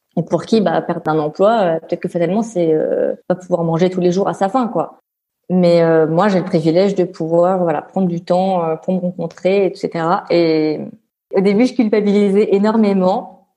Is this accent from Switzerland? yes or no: no; Réunion; also born or lived in France; now in Brussels, Belgium; je suis l'île de la Réunion